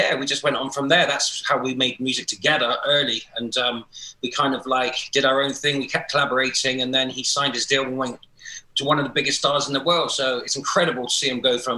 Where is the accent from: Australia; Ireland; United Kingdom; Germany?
United Kingdom; Bristol, South West England; I grew up in Bristol.